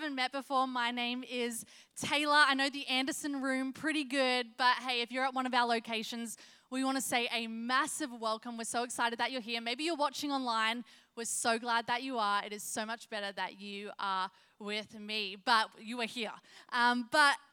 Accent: Australia; moved away as an adult; now in South Carolina, United States; I sound a little funny because I'm from Australia. My husband and I moved here 3 years ago

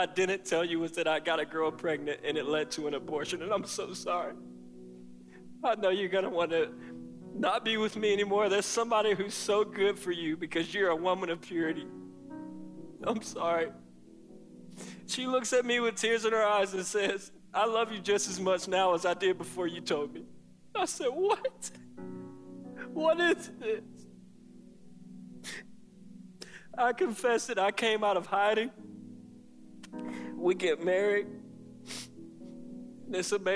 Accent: South Carolina, United States; I grew up here in South Carolina with both of my parents

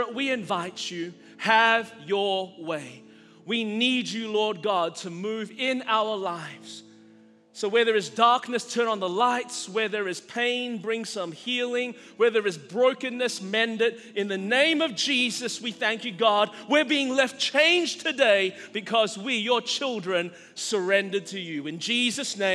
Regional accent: Australia; now in United States; as a Chinese guy growing up in Australia, I grew up in a freer country

